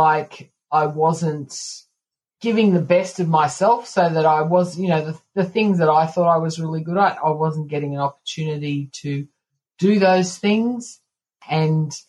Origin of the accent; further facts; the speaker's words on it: Canberra, Australian Capital Territory, Australia; I am from Canberra, Australia